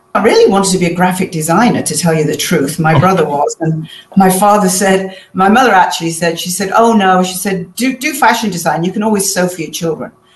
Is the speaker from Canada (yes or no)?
no; Manchester, North West England, United Kingdom; moved away; I'm originally from Manchester in England